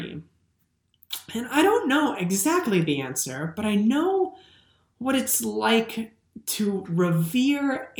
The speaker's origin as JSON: {"language": "English", "region": "Minnesota", "country": "United States", "said": "I'm a Minnesotan"}